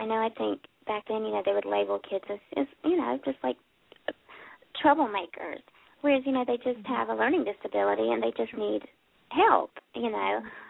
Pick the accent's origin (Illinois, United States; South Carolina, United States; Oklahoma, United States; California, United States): South Carolina, United States; I'm not from Dallas, but I ended up here. I'm from South Carolina, but yeah, we've been living here for about 2 months now, so it's different.